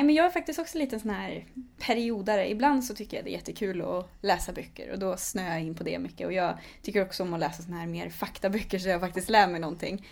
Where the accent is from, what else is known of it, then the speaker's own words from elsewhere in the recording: Vara, Västra Götaland, Sweden; moved away as an adult; also born or lived in Lund; now in Stockholm, Sweden; jag kommer ifrån Västergötland, eh, ifrån ett litet ställe som heter Vara